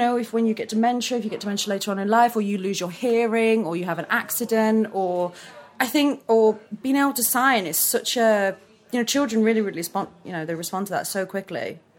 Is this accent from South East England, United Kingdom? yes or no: no; Manchester, North West England, United Kingdom; also born or lived in Chester; I'm not from Preston. I'm from Manchester.